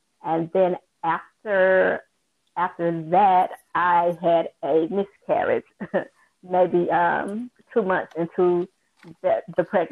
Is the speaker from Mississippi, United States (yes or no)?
yes; Jackson, Mississippi, United States; I'm from Jackson, Mississippi